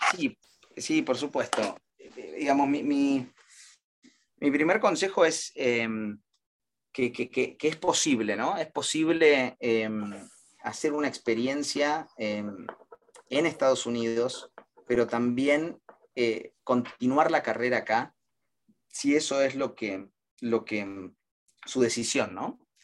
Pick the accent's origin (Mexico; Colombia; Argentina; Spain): Argentina; moved away as an adult; now in United States; vinimos juntos y casados desde Argentina, recién casados